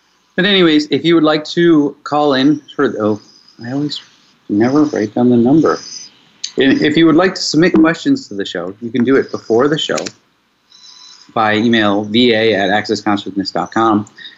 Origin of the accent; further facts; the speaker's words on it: Mexico; I am 43 years old. I am from Mexico, and I am choosing to apply for a residency visa in Australia.